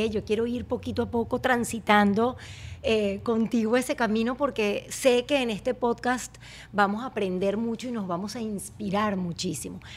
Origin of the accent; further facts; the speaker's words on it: Barquisimeto, Lara, Venezuela; now in United States; en mi colegio Las Colinas, en Barquisimeto